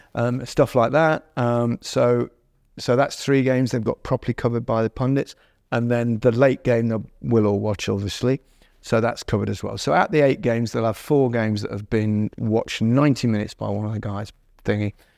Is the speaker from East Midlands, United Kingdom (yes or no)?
yes; Leicester, East Midlands, United Kingdom; Leicester brand, which is, you know, my hometown